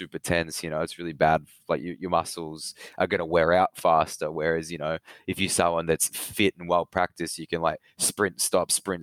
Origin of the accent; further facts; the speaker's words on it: Melbourne, Victoria, Australia; I've always lived in Melbourne, Victoria